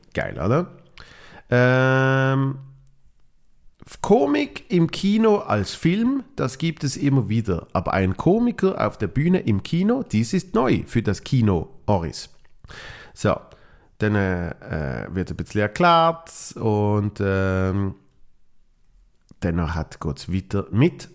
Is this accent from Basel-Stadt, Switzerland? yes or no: yes; Basel, Basel-Stadt, Switzerland; meiner Heimat äh, Basel